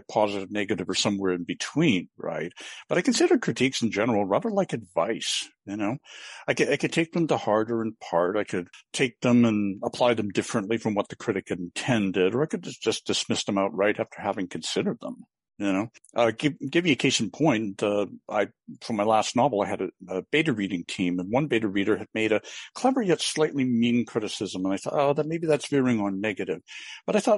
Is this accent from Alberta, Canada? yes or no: no; Vancouver, British Columbia, Canada; moved away as an adult; now in Montreal, Canada; I was born and raised in the Greater Vancouver area, and I've lived in Montreal